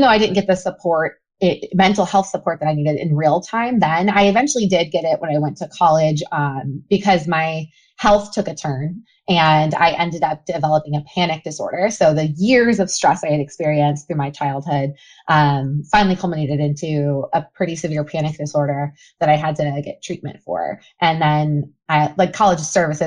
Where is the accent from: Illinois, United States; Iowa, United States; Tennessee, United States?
Tennessee, United States; Memphis; also born or lived in Cleveland, Ohio; I grew up, and I always say, split between Cleveland and Memphis, Tennessee. So Cleveland, Ohio, and Memphis, Tennessee. And I lived in Cleveland until I was about 10. And then my mom uprooted me and my sister, and we moved down to Memphis. So I spent middle school and high school there.